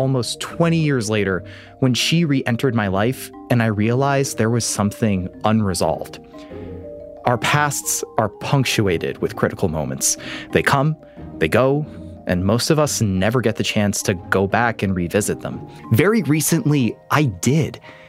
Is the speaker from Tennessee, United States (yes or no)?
no; Albany, New York, United States; also born or lived in Iran; I grew up in what I sincerely believe to be one of the best cities in the country. It's Albany, New York. Growing up, it's not like I tried to ignore my heritage. It's just that growing up American worked for me.